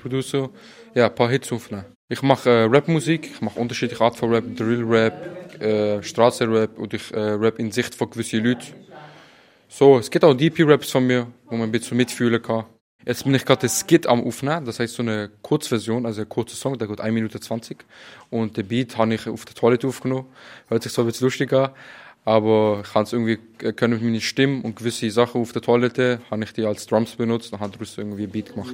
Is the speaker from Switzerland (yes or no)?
yes; Basel, Basel-Stadt, Switzerland; ich komme aus Basel